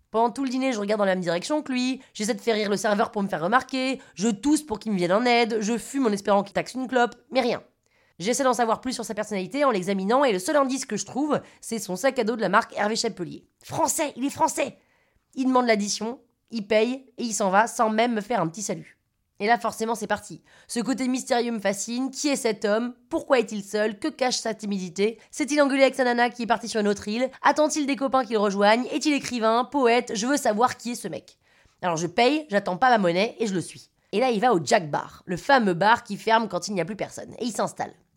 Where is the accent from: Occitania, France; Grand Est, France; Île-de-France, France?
Île-de-France, France; Paris